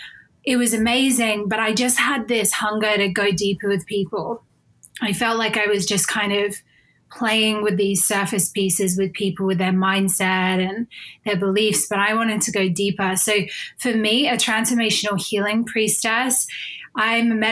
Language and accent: English; Australia; moved away as an adult; now in United Kingdom; So I am originally from Australia, but I live in the UK now